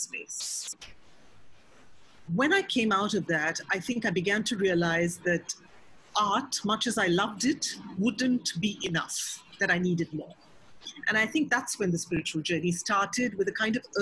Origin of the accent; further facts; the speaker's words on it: Mumbai, Maharashtra, India; I grew up in Mumbai